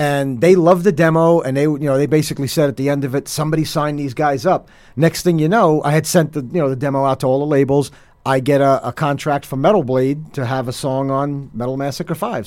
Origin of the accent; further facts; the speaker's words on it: Hoboken, New Jersey, United States; now in Weehawken, United States; I grew up in Hoboken, so I mean, mm-hmm. I live in mm-hmm. Weehawken now, but I'm a Hoboken guy